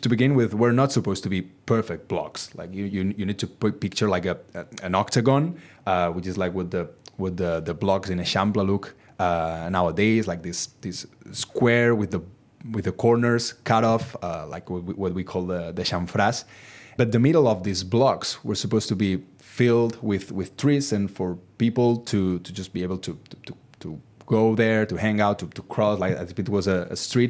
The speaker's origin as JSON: {"language": "English", "region": "countryside in Catalonia", "country": "Spain", "tie": "born or raised there", "lives_now": "Barcelona, Spain", "said": "when I was a child living in, in, uh, my hometown in the, the countryside in Catalonia"}